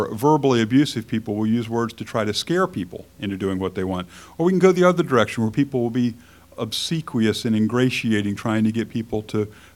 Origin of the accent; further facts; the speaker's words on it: United States; As free Americans in the 21st century